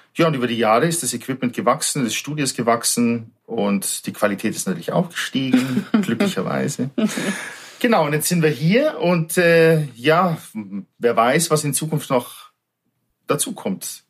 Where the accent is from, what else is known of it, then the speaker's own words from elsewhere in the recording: between Munich and Salzburg, Bavaria, Germany; moved away as an adult; also born or lived in Fuerteventura; Ich bin ein Südstaatler aus Bayern sozusagen, aus südlichen Ländern zwischen München und Salzburg aufgewachsen, ein kleines Dorf